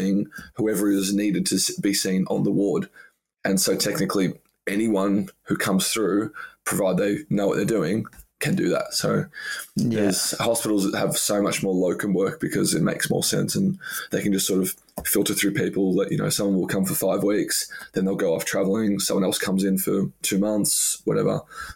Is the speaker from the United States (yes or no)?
no; Australia; moved away as an adult; now in London, United Kingdom